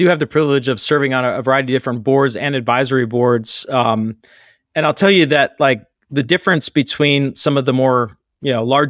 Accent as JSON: {"language": "English", "town": "Pittsburgh", "region": "Pennsylvania", "country": "United States", "tie": "born or raised there", "said": "So I grew up in Pittsburgh, Pennsylvania, graduated from college right after 9/11"}